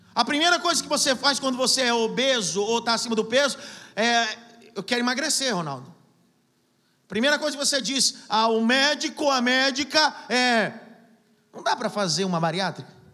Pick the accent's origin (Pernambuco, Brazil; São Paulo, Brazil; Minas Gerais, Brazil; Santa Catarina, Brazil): Pernambuco, Brazil; eu sou do Pernambuco